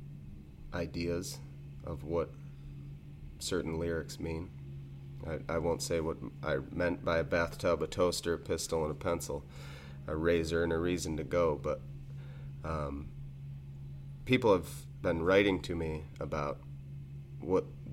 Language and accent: English; Carthage, New York, United States; now in Cazenovia, United States; growing up in Carthage, we had the main industry, and pretty much the only one in the town of Champion where we grew up